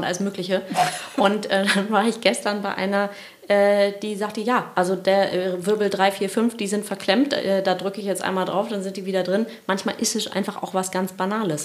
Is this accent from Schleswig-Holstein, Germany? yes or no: yes; Kiel, Schleswig-Holstein, Germany; Wir kommen alle aus Kiel